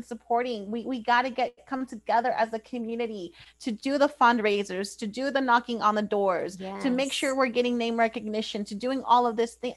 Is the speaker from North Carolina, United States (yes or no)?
no; Paso Robles, California, United States; Paso Robles. You know, that's my hometown. I'm a proud Bearcat alumni